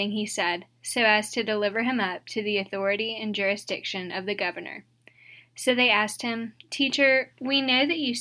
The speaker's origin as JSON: {"language": "English", "town": "St. Francisville", "region": "Louisiana", "country": "United States", "also_born_or_lived": "Mississippi", "moved": "as an adult", "lives_now": "Dallas, United States", "said": "I'm originally from St. Francisville, Louisiana"}